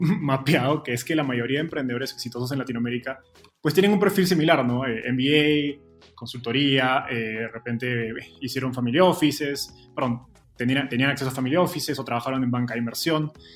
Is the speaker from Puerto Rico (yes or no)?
no; Peru; moved away as an adult; now in Mexico; yo soy peruano